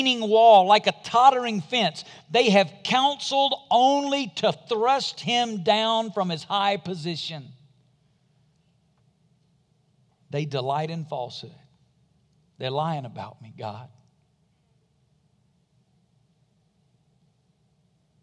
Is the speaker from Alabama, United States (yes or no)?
yes; Madison, Alabama, United States; moved away; Up until the time I was 5 or 6 years old, we lived in a little community called Madison, Alabama, a little rural farming community. I'm from Alabama.